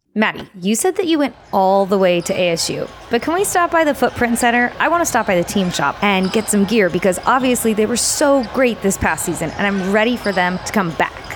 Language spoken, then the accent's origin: English; Phoenix, Arizona, United States; Growing up in the Valley as a Phoenix native